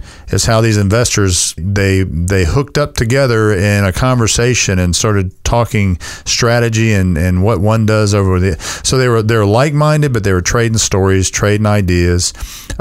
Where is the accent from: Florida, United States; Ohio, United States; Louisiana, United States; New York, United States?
Louisiana, United States; Baton Rouge; now in Memphis, United States; Baton Rouge, Louisiana, my hometown.